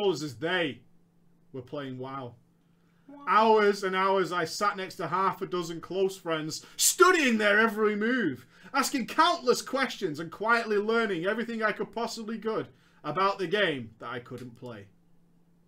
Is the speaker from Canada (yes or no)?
no; United Kingdom; I'm British.